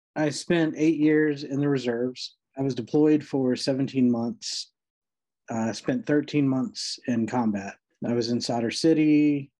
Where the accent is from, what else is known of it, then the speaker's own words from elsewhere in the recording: Rocky Mount, North Carolina, United States; also born or lived in Knightdale, North Carolina; I grew up in eastern North Carolina, Rocky Mount, uh, which is tiny little town.